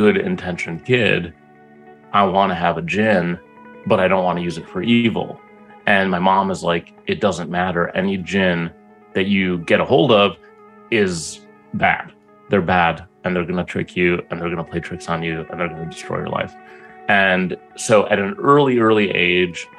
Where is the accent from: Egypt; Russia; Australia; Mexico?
Egypt; in Egypt, I was born in Egypt